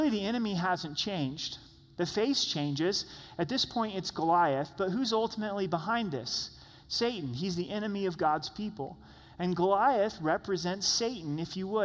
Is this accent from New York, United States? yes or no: no; Grants Pass, Oregon, United States; moved away; I was born and raised in Grants Pass, Oregon, which is just 60 miles south of Roseburg.